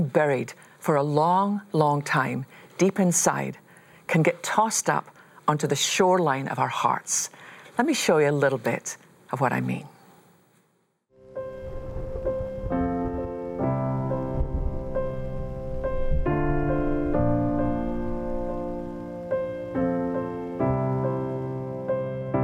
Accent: Scotland, United Kingdom; I learned as a little girl growing up in Scotland

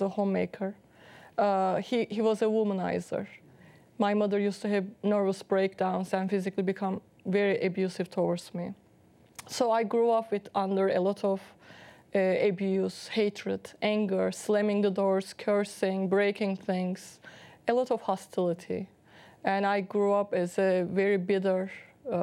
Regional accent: Istanbul, Turkey; English is a second language; moved away as an adult; also born or lived in Boston; I was born in Turkey, Istanbul, Turkey, in a devout Muslim family

